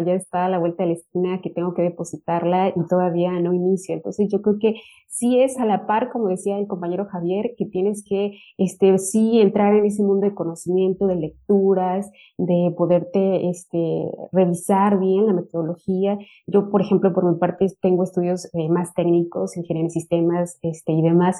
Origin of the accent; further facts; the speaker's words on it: Mexico; moved away as an adult; also born or lived in Michoacán, Mexico / Lleida, Spain; now in Turku, Finland; yo soy de México, este, trabajo en la Universidad de la Ciénega, en el estado de Michoacán